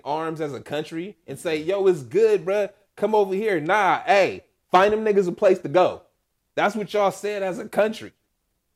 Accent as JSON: {"language": "English", "country": "United States", "said": "we're Americans"}